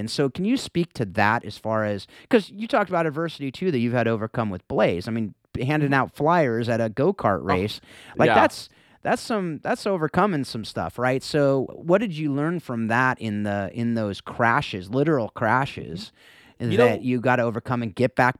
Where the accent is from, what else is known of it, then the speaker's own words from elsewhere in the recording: Mission Viejo, California, United States; So I grew up down in Mission Viejo. So you know, back in the day, I was South Orange County. So it was football country.